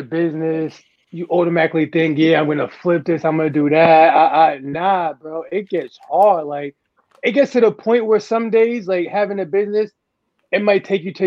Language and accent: English; Amityville, New York, United States; I'm from Amityville